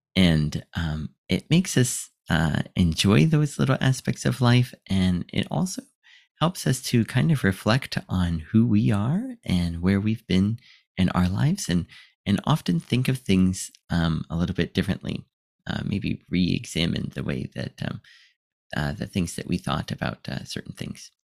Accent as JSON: {"language": "English", "country": "United States", "moved": "as an adult", "lives_now": "Japan", "said": "I'm from America"}